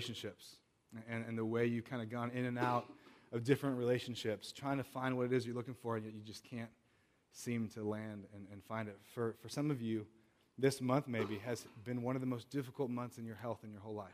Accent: Southern California, United States; now in Chicago, United States; I grew up in Southern California

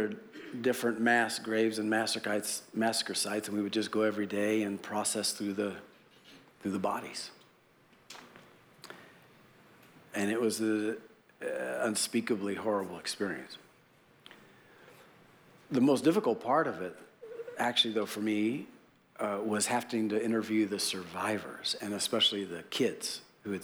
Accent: United States; as an American Christian

